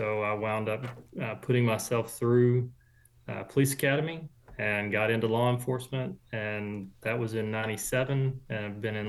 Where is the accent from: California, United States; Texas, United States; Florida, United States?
Texas, United States; Corsicana; I grew up here in Texas. I was born down in Texas City, so down on the coast, Galveston area. And then my family moved to the Corsicana area in 1970.